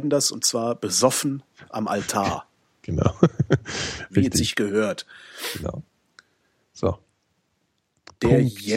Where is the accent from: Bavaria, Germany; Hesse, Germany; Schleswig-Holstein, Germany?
Bavaria, Germany; wie nennt man auf Hessisch und Kölsch das Ende vom Brot? Bei uns in Oberbayern ist es Scherzel.